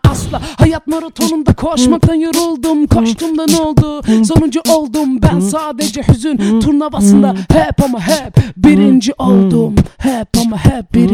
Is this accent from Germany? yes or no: no; Vienna, Austria; wir sind in Otterkring geboren. Also ich lebe schon seit 28 Jahren in Otterkring. Ich kenne schon jede Ecke.